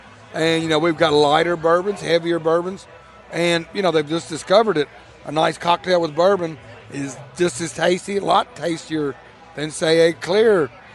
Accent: Bardstown, Kentucky, United States; growing up in Bardstown, Kentucky

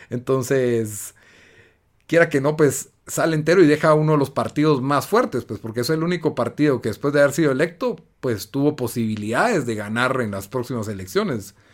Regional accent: Guatemala; Soy un patriota, soy un defensor de Guatemala.

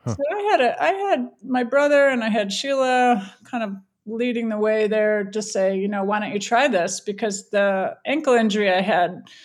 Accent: Wisconsin, United States; also born or lived in Berkeley, California; now in Colorado, United States; I grew up in Wisconsin

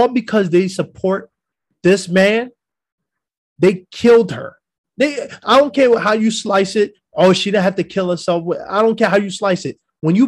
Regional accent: New York, United States; I'm from New York

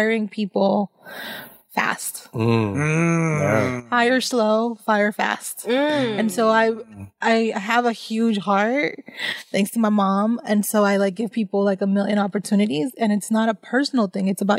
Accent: Somerville, Massachusetts, United States; moved away as an adult; also born or lived in Dorchester, Boston / Pennsylvania; now in Dominican Republic; I grew up in Somerville, Massachusetts. I left Somerville when I was 18

